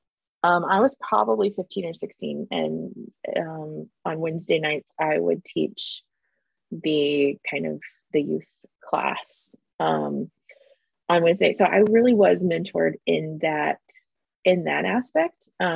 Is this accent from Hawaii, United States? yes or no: no; Pensacola, Florida, United States; moved away as an adult; also born or lived in Independence, Missouri; now in Atlanta, United States; I grew up in Pensacola, Florida, attending the North Pensacola congregation. Originally I was born in Independence, but we moved to Pensacola mid 80s